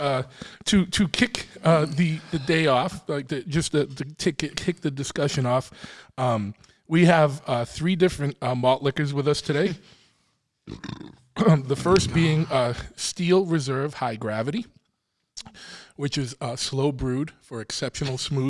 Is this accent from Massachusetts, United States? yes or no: yes; Boston, Massachusetts, United States; I'm from Boston.